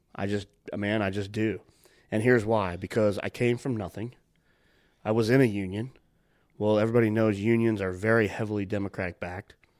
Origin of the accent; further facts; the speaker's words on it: United States; I'm an American